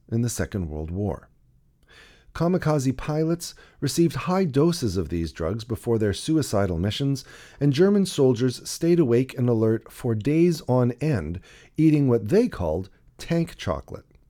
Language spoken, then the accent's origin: English; Toronto, Ontario, Canada; In the nineteen seventies and eighties, I grew up in Toronto, the younger of two boys.